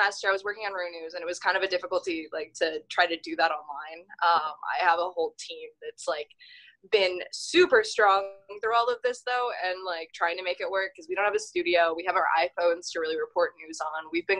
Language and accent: English; Hawaii, United States; now in Kansas City, United States; So I'm not a Kansas City native. I'm originally from Hawaii, a military brat. So I've lived all over the country and somehow found myself living in Kansas City.